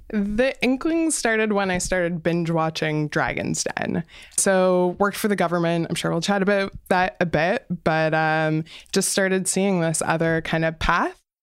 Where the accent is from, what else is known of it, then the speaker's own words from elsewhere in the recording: Windsor, Ontario, Canada; I grew up in Windsor